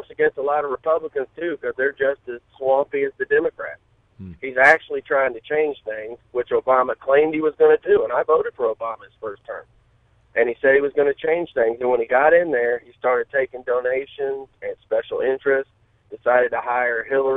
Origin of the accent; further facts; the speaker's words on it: Urbana, Illinois, United States; grew up in Urbana High School, graduated in 95.